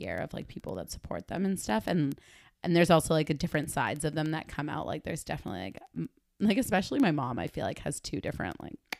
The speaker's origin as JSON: {"language": "English", "country": "Argentina", "said": "I remember being a kid and being like, oh yeah, I'm from Argentina."}